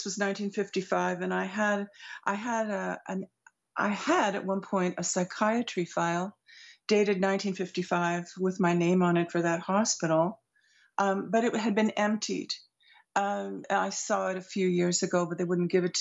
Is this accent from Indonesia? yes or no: no; Montreal, Quebec, Canada; I grew up in Montreal